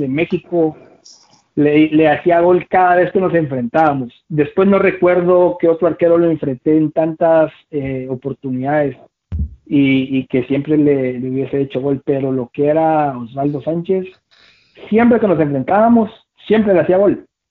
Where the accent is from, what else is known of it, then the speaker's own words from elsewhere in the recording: Guatemala; mi país